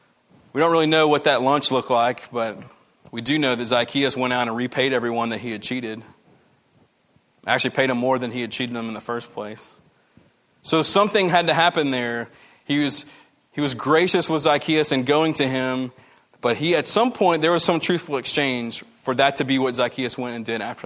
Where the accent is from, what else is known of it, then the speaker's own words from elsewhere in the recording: the American South, United States; we're Americans. That's what we do. We're Southerners, you know, just good old Southern hospitality